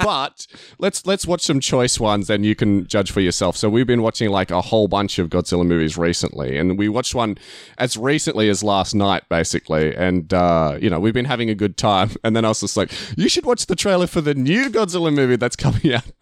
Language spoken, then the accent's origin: English; Australia